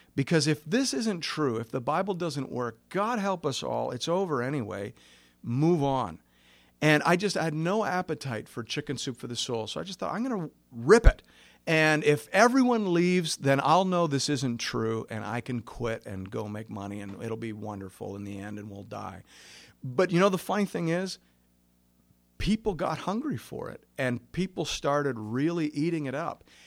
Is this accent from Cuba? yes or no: no; Kettleby, Ontario, Canada; I grew up in Kettleby, Ontario